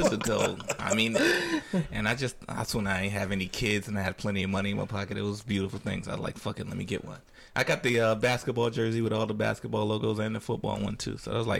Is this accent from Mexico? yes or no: no; Fayetteville, North Carolina, United States; And I'm from Fayetteville. Really? Born in Fayetteville, North Carolina.